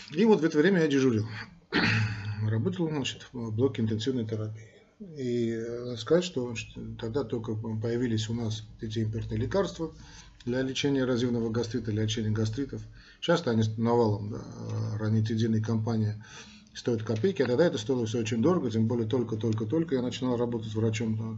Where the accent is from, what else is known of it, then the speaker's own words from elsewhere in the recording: Armenia; мы, армяне